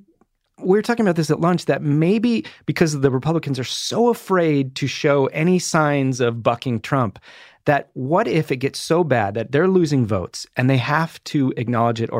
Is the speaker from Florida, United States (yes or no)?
no; Whittier, California, United States; I was born and raised in Whittier